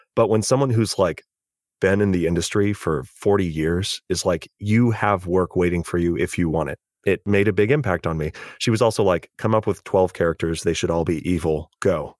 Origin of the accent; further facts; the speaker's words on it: California, United States; as a Californian